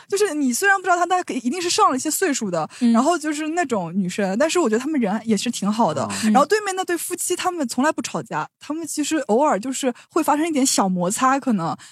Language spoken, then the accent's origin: Chinese; Shanghai, China; 我说我是上海人